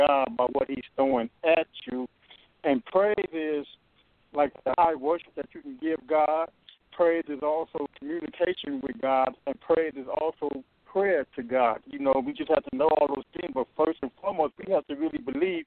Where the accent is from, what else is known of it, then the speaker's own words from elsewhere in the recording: Compton, California, United States; and I'm from Compton. And, you know, I grew up in the streets of Hard Knock